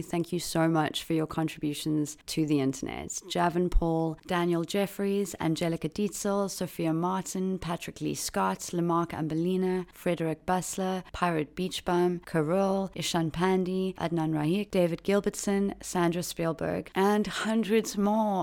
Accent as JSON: {"language": "English", "country": "South Africa", "said": "my home country of South Africa"}